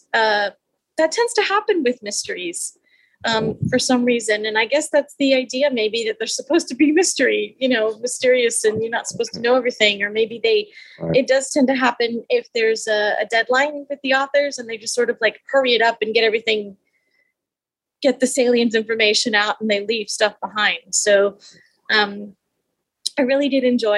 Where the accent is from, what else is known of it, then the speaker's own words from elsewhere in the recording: Texas, United States; I'm from Texas